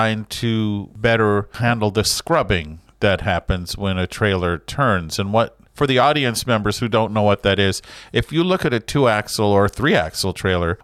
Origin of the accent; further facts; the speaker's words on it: Southern California, United States; I grew up in Southern California, and down there, Carson